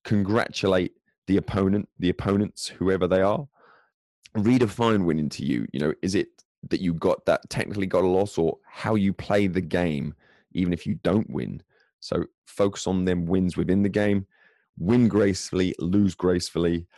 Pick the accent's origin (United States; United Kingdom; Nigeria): United Kingdom; England; moved away; as an Englishman abroad